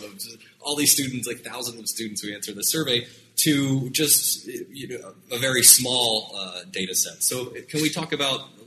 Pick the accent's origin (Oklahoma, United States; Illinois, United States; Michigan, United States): Oklahoma, United States; now in New York, United States; I am from Oklahoma